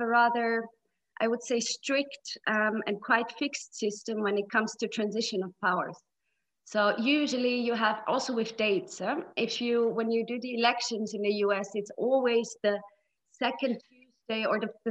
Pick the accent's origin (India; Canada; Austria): Austria; I'm from Austria.